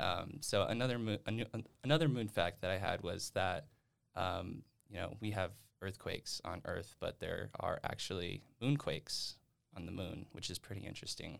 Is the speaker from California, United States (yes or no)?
no; West Wendover, Nevada, United States; moved away as an adult; also born or lived in Reno, Nevada; now in Utah, United States; I am from West Wendover